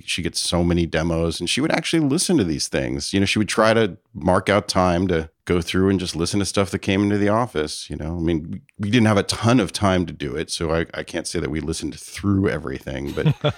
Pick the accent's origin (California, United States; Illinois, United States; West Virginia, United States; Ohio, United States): California, United States; Palo Alto; also born or lived in San Francisco, United States; Palo Alto and my mother moved around a bit in the Bay Area, but I pretty much was in Palo Alto for the bulk of my childhood.